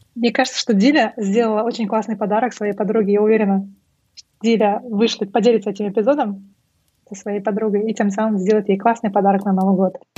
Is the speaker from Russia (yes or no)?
no; Aktobe, Aktobe Region, Kazakhstan; moved away; Я родилась и выросла в Актубе